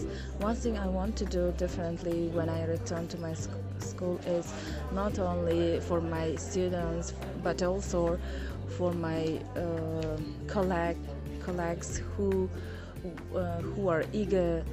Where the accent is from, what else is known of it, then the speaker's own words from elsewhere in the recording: Syrdarya Region, Uzbekistan; English is a second language; I am from Sardaria